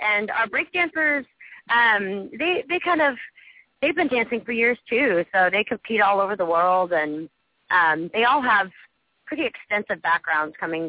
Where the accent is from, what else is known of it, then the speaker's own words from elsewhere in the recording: Washington, United States; I'm from Washington State.